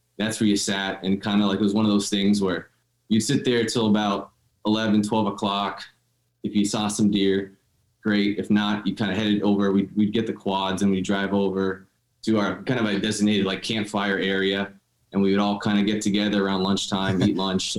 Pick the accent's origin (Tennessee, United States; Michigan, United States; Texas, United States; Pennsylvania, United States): Pennsylvania, United States; Dallas; I'm born and raised in Northeast Pennsylvania here, about 20 minutes outside of Wilkes-Barre in a town called Dallas